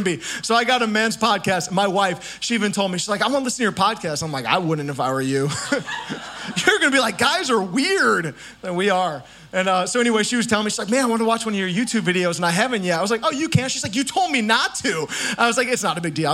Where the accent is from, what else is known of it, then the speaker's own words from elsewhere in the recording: Indiana, United States; I'm from Indiana